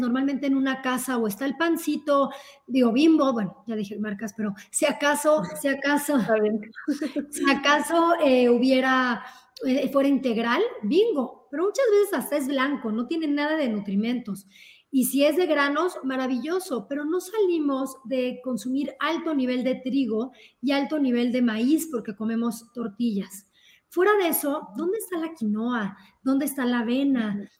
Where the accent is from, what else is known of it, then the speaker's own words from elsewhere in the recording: Mexico; somos como sociedad, sobre todo como mexicanos